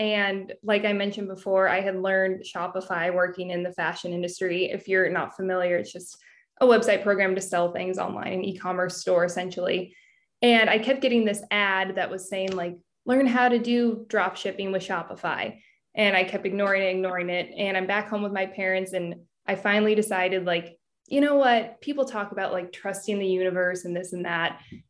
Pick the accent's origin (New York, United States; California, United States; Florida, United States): California, United States; Yes, I grew up in Northern California and I always wanted to work in fashion.